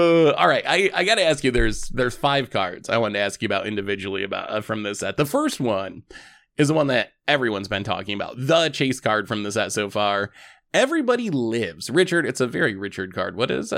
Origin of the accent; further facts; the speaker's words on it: United Kingdom; I'm a British guy standing here.